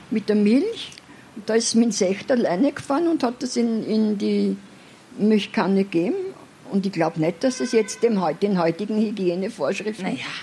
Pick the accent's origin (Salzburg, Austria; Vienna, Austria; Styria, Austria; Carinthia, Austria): Vienna, Austria; Ich bin in der Albrechtskleitgassen aufgewachsen, äh, teilweise.